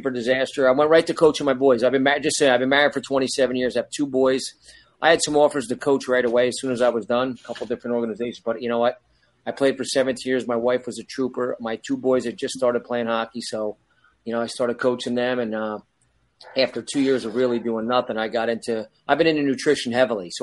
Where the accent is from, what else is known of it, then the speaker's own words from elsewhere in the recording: Brick, New Jersey, United States; Growing up in Brick